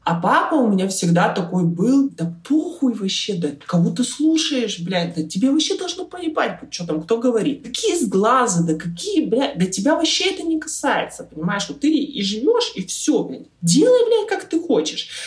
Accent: Irkutsk, Irkutsk Oblast, Russia; moved away as an adult; also born or lived in Poland; now in United States; я родом из Иркутска

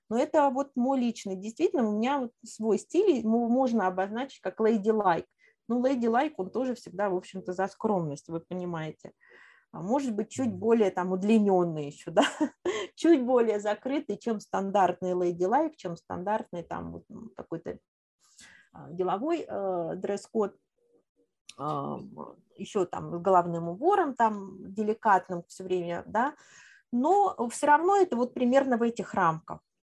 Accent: Moscow, Russia; moved away as an adult; also born or lived in Kazan; я коренная москвичка

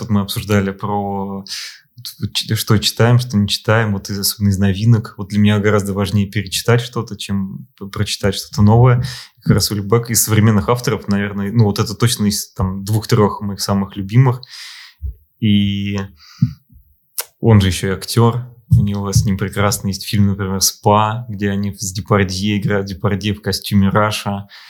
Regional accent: Moscow, Russia; also born or lived in Saint Petersburg; я москвич

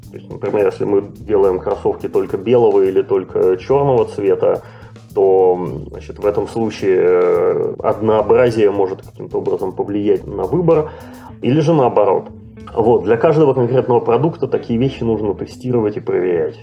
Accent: Saint Petersburg, Russia; also born or lived in North America; now in Canada; родом из России, Санкт-Петербурга и Ленинграда, но живу давным-давно в Северной Америке, а, последние годы в Канаде

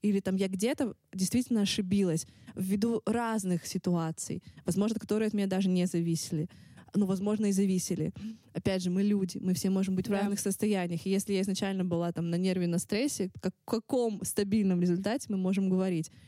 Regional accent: Russia; accent: Russian accent (in English); мой русский акцент

